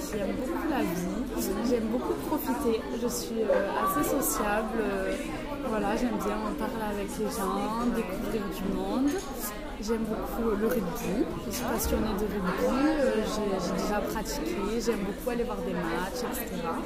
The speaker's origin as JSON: {"language": "French", "town": "Castres", "region": "Occitania", "country": "France", "also_born_or_lived": "Mende", "moved": "as an adult", "lives_now": "Brussels, Belgium", "said": "je viens de Castres, une petite ville euh, au sud de la France."}